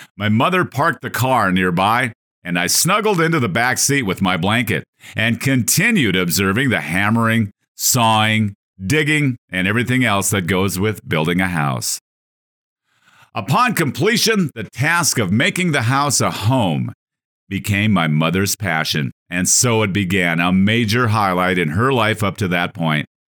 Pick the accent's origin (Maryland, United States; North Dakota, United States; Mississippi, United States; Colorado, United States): North Dakota, United States; Growing up on a five thousand acre North Dakota cattle ranch in the sixties and seventies